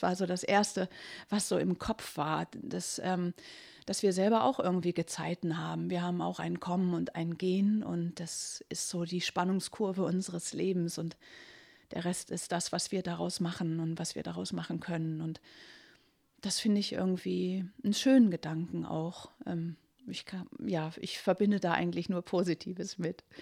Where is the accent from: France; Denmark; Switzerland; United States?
Denmark; Middelfart, Southern Denmark; German is a second language; Und eigentlich komme ich ja nicht aus Dangas, ich komme aus Middelsfair, das ist längst nicht so schön.